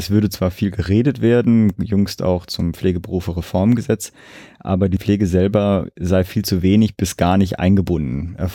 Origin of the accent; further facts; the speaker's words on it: Berlin, Germany; gerade als Berliner profitiere ich natürlich im Zweifelsfall auch davon.